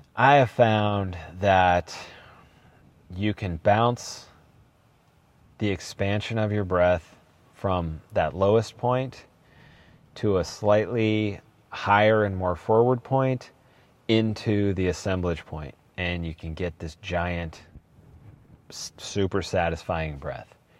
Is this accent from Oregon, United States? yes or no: yes; Portland, Oregon, United States; I am from Portland, born and raised, seventh generation